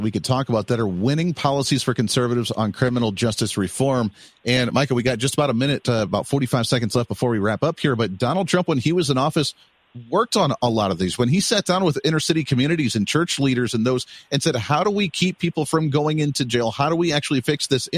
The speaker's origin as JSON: {"language": "English", "region": "Ohio", "country": "United States", "tie": "born or raised there", "moved": "yes", "said": "I originally grew up in Ohio"}